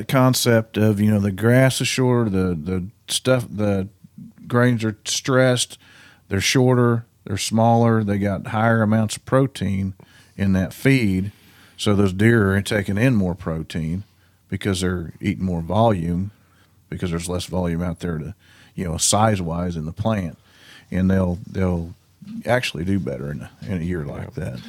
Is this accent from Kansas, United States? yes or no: yes; Kansas, United States; I grew up in Western Kansas, and I've got a farm in Eastern Kansas where my grandparents, you know, farmed and stuff.